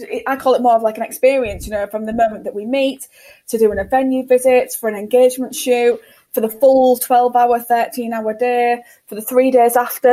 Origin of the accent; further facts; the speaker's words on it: United Kingdom; we're all British